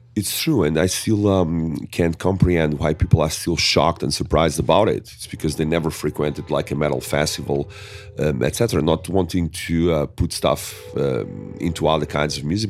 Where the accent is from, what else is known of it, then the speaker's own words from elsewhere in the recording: Portugal; accent: thick; English is a second language; growing up in Portugal is growing up also in a ni, in a culture of, um, diversity